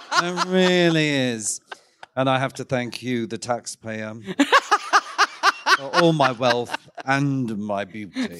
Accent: Ballarat, Victoria, Australia; moved away; from my hometown of Ballarat, of course, in Victoria

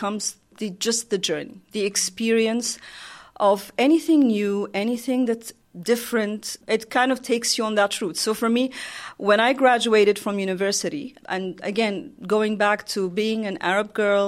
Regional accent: Oman; I'm from Oman.

